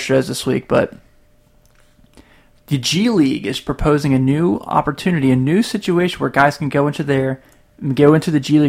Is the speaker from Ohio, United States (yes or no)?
yes; Cincinnati, Ohio, United States; I'm from Cincinnati.